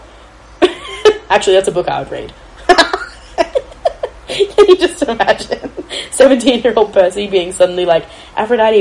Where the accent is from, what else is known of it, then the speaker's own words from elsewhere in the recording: Australia; I am Australian